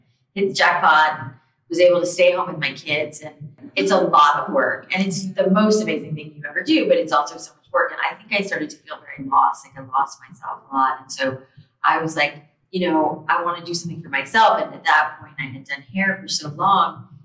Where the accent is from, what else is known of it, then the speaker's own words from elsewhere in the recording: South Florida, United States; moved away as an adult; also born or lived in New York City; I grew up in South Florida